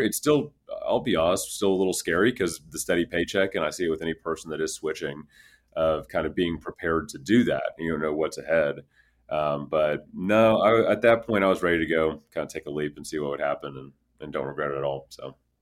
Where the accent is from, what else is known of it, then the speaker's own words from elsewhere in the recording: Houston, Texas, United States; I grew up in Houston, Texas